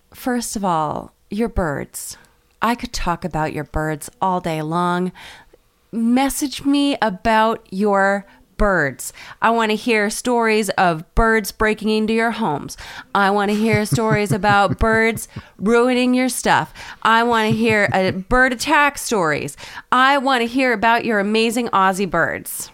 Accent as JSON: {"language": "English", "region": "Maine", "country": "United States", "said": "we're from Maine"}